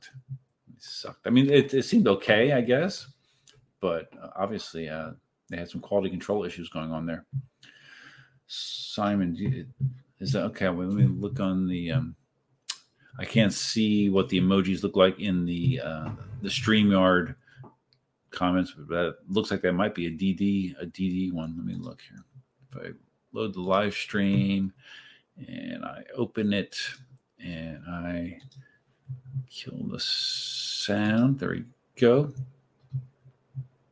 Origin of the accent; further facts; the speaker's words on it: Southeast Pennsylvania, United States; moved away; I'm from Southeast Pennsylvania originally